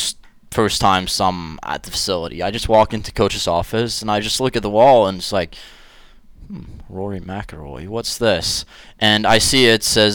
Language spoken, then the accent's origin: English; Kristiansand, Agder, Norway; moved away as an adult; now in Johnson City, United States; when I grew up in Kristiansand, Norway